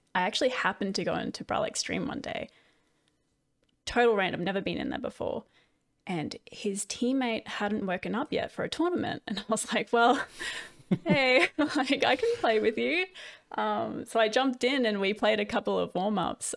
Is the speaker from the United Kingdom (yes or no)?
no; Australia; I did that with the other Australians